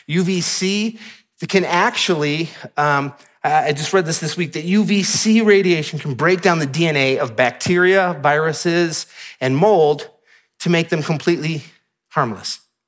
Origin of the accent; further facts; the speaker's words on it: Michigan, United States; And if you're from Utah, you may take this for granted, but I'm from Michigan, so I don't.